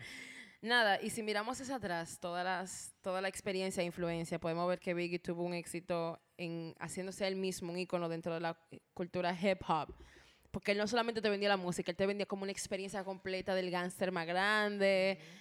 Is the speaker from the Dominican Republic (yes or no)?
yes; Dominican Republic; como buen dominicano